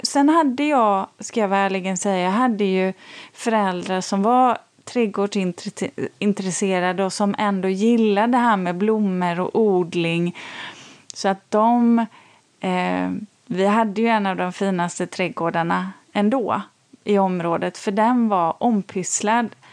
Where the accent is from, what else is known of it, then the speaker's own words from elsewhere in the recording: Borås, Västra Götaland, Sweden; jag är uppvuxen um, i Borås. Uh, jag flyttade ju dit när jag var fyra, skulle fylla fem.